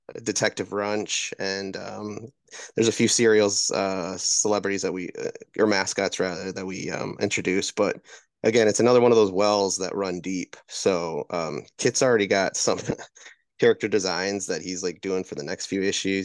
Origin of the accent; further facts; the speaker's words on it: Wisconsin, United States; moved away; I'm originally from Wisconsin